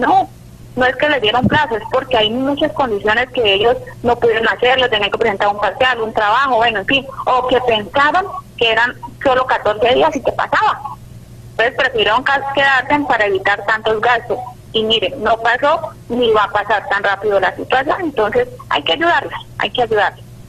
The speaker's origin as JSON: {"language": "Spanish", "town": "Tame", "region": "Arauca", "country": "Colombia", "said": "yo soy del municipio de Tama"}